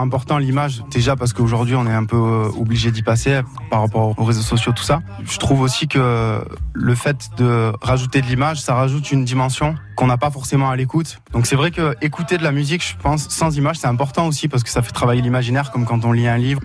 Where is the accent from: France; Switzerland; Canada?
France; Moustiers-Sainte-Marie, Provence-Alpes-Côte d'Azur; C'est là où j'ai grandi, c'est là où j'ai mes attaches